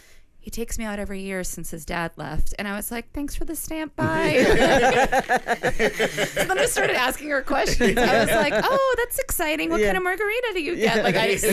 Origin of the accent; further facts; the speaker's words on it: Chicago, Illinois, United States; now in New York, United States; I was here first in New York. I came from Chicago.